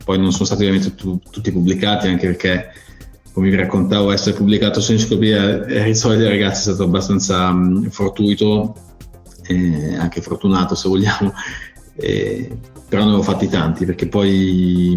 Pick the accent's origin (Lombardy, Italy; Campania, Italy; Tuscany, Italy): Lombardy, Italy; Milan; in Italia eh, sono cresciuto a Milano